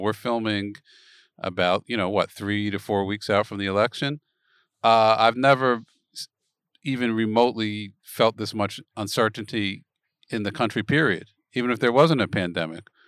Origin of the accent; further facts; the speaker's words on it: Philadelphia, Pennsylvania, United States; moved away; I'm originally from Philadelphia